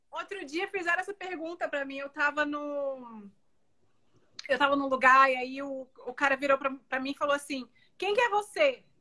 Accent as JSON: {"language": "Portuguese", "town": "Salvador", "region": "Bahia", "country": "Brazil", "moved": "yes", "lives_now": "United States", "said": "Eu sou baiana de Salvador, Bahia. Moro nos Estados Unidos há 17 anos."}